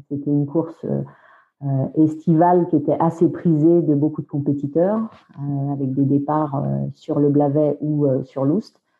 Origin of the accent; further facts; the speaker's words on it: Brittany, France; moved away as an adult; also born or lived in England; je suis bretonne.